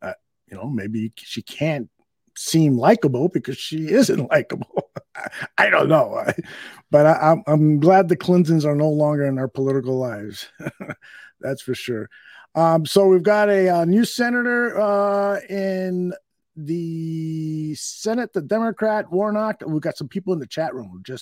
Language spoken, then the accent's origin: English; United States; As an American